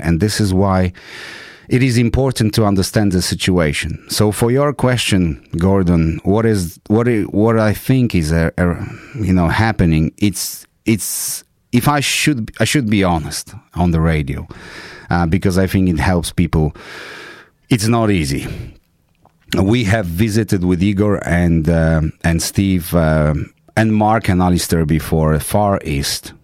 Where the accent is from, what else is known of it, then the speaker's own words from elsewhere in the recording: Poland; English is a second language; now in United Kingdom; I'm come from Poland